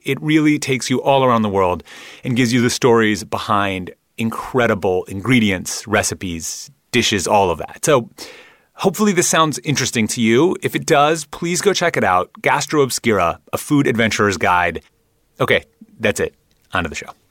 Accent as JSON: {"language": "English", "region": "Midwest", "country": "United States", "tie": "born or raised there", "said": "I grew up in the Midwest where I ate things like pickled herring"}